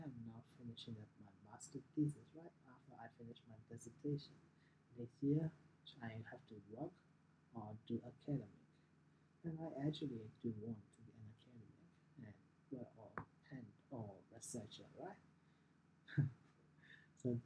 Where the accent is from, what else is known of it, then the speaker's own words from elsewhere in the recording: Myanmar; English is a second language; I'm from Myanmar, right? We used to be the British colony, so English is quite a big thing, so it has to be like our second language learning at the state school